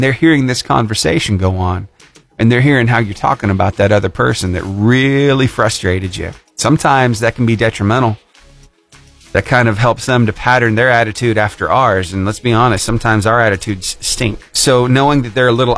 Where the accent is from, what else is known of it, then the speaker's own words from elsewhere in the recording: Cullman, Alabama, United States; I grew up in the Cullman area, right? I went to West Point School, kindergarten through 12th grade